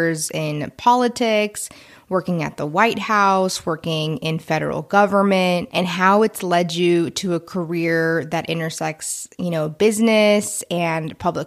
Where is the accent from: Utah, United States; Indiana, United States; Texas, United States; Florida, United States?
Texas, United States; Houston; I'm also from Houston